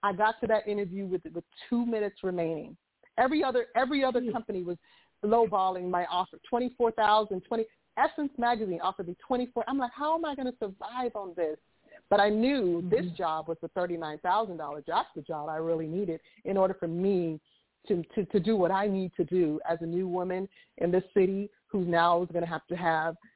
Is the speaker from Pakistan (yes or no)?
no; Jamaica; moved away; also born or lived in Nashville, Tennessee / New York City; I am a Jamaican